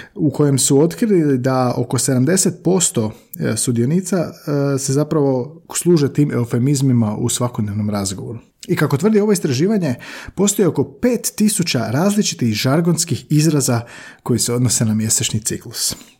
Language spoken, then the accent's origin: Croatian; Slavonia, Croatia; tako govore u Slavoniji odakle sam ja